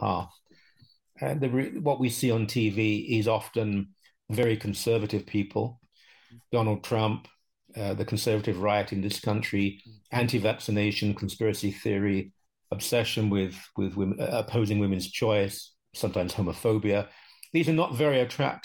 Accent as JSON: {"language": "English", "country": "United Kingdom", "tie": "born or raised there", "also_born_or_lived": "London", "moved": "yes", "lives_now": "Canada", "said": "I grew up in Britain"}